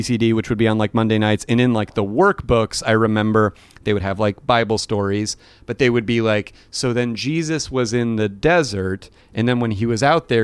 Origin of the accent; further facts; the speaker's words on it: Phoenix, Arizona, United States; moved away; I was raised Catholic, mostly on my mom's side. Mm-hmm. We would go to church like fairly frequently. I was in Arizona